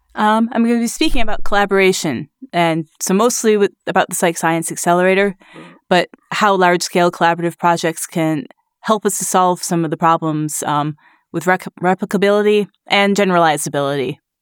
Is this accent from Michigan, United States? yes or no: yes; Grand Rapids, Michigan, United States; now in Glasgow, United Kingdom; I'm from Grand Rapids, Michigan